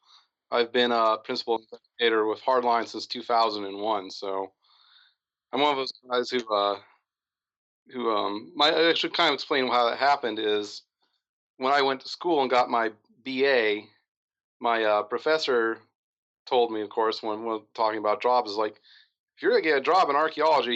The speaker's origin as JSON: {"language": "English", "region": "Michigan", "country": "United States", "also_born_or_lived": "Ohio", "moved": "as an adult", "said": "I'm from Michigan, so I work and I got my degrees in Michigan"}